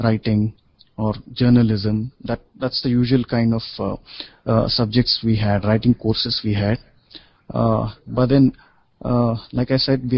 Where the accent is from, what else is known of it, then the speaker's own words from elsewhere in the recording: India; the typical academic education Indians receive, makes English language, grammar, and composition compulsory for at least 16 years, right from school till we graduate